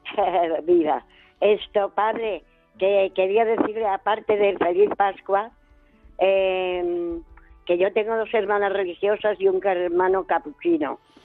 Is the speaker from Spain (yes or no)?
yes; Logroño, La Rioja, Spain; now in Cádiz, Spain; yo soy de Logroño